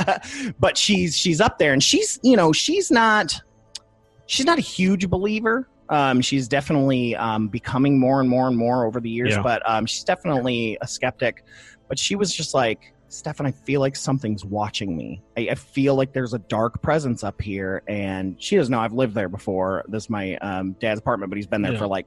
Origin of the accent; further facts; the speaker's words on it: Toledo, Ohio, United States; moved away; went up to my hometown of Toledo